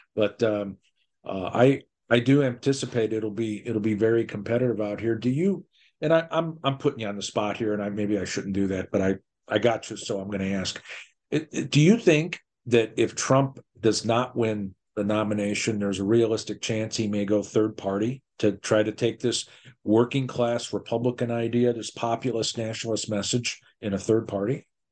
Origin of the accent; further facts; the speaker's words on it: Midwest, United States; I'm a Midwesterner